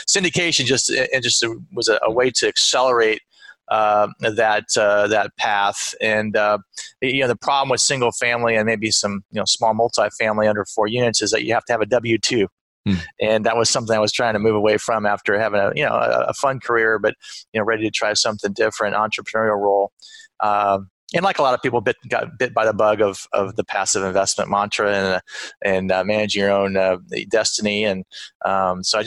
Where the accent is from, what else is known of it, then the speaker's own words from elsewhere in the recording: Phoenix, Arizona, United States; moved away as an adult; also born or lived in Los Angeles / New Jersey / North Carolina; now in Austin, United States; I was from Phoenix